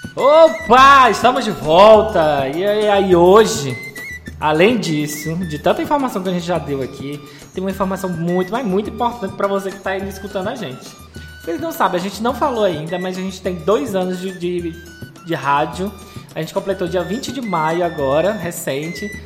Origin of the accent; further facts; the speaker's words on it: Piauí, Brazil; Eu sou do Piauí